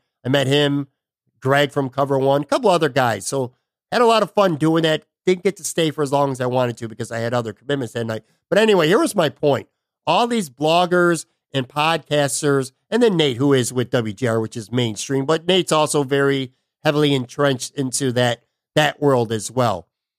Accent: Buffalo, New York, United States; moved away; I'm from Buffalo, grew up a big Bills Sabres fan

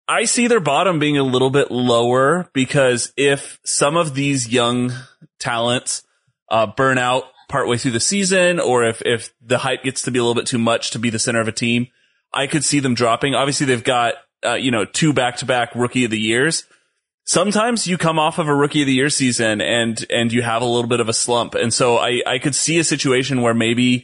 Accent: Los Angeles, California, United States; I'm from Los Angeles

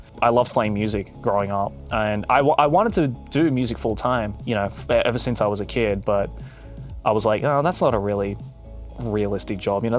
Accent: Australia; first language Japanese; now in Japan; I was born in Australia so and raised there, so technically I guess I'm a Westerner, but with, I guess, an Asian, East Asian cultural background.

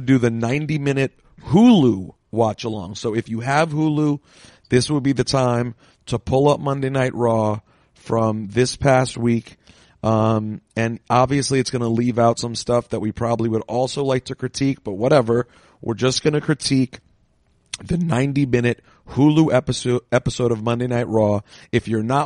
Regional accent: Washington, District of Columbia, United States; my hometown of Washington, D.C.

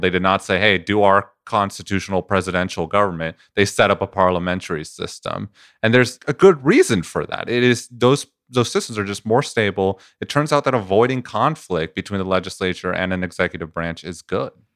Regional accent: Venezuela; moved away; I come from Venezuela

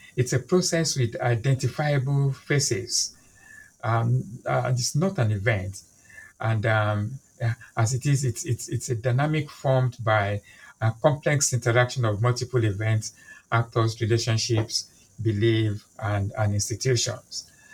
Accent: Nigeria; now in London, United Kingdom; I'm a Nigerian by birth. I'm Yoruba by ethnicity

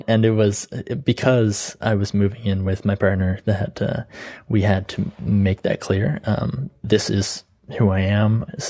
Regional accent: Canada; I'm from Canada.

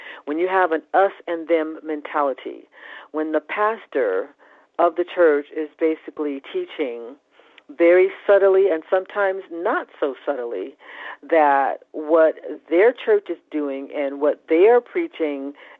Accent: California, United States; I came from California, which in their own way, the Californians were even more open and friendly.

